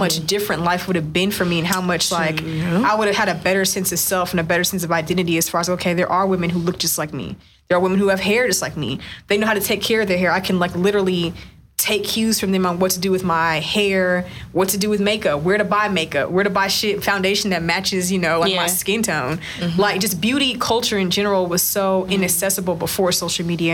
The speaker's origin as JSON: {"language": "English", "region": "West Texas", "country": "United States", "tie": "born or raised there", "said": "I grew up in West Texas in a town of like 100,000 people"}